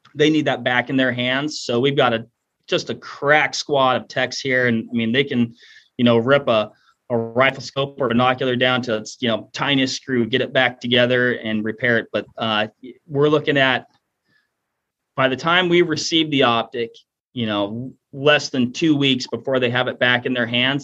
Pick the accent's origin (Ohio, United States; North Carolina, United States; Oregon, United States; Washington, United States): Washington, United States; moved away; I'm originally from Washington State